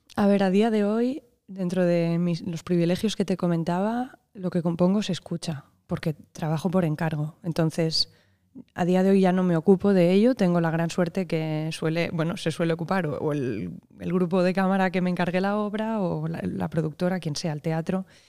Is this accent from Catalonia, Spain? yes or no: yes; Barcelona, Catalonia, Spain; nací en Barcelona en, el 84